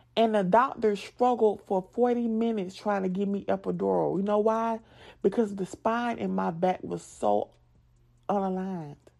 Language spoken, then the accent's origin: English; the South, United States; accent: southern; moved away; when people make fun of my accent, yes, I am a, a southern girl